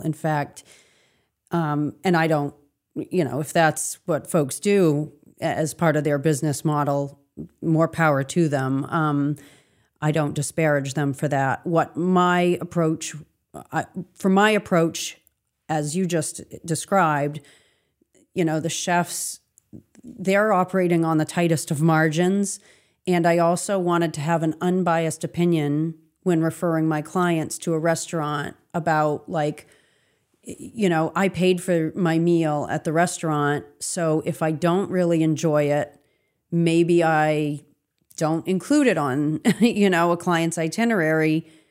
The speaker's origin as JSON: {"language": "English", "town": "Augusta", "region": "Maine", "country": "United States", "tie": "born or raised there", "also_born_or_lived": "Lincoln, Maine", "said": "I was born and raised in Augusta"}